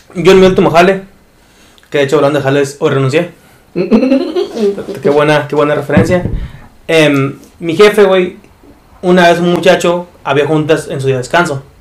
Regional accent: Mexico; yo soy mexicano

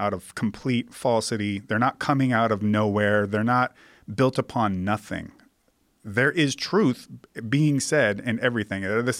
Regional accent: Seattle, Washington, United States; Hitting so close to home, Joe. I'm from Ballard, yeah.

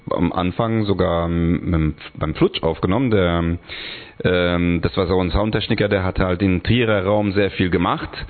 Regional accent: Hungary; German is a second language; vielleicht liegt es auch daran, dass es für mich eigentlich nicht meine Muttersprache ist, weil ich auch un aus Ungarn bin und Deutsch erlernt habe.

